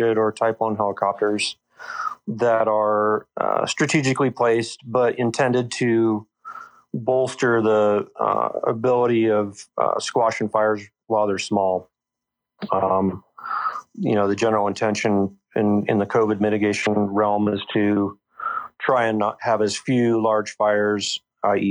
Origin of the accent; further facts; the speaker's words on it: Colorado, United States; also born or lived in Lake Tahoe; I grew up in Colorado and enjoyed the outdoors and enjoyed working.